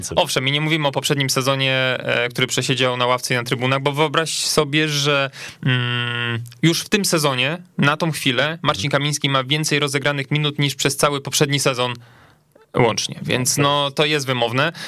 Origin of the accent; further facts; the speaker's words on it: Lubusz Voivodeship, Poland; pochodzi z moich stron, niewielu jest tych reprezentantów z województwa lubuskiego, Słubice